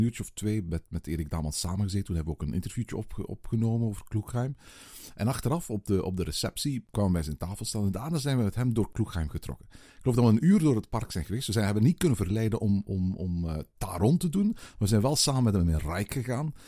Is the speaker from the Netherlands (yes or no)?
no; Belgium; we zijn Belgen